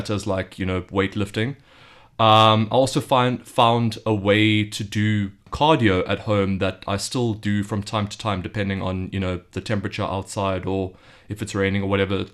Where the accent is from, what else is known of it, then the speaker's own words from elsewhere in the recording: South Africa; moved away as an adult; now in Beijing, China; I'm from South Africa. I've just moved to Beijing just over a month ago